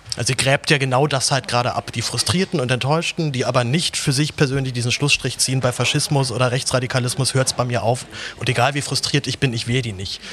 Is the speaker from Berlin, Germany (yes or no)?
yes; Berlin, Germany; also born or lived in Reutlingen; ich komme aus Berlin